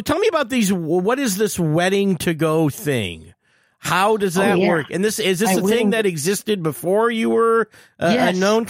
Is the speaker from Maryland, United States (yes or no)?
no; Detroit, Michigan, United States; we're from Detroit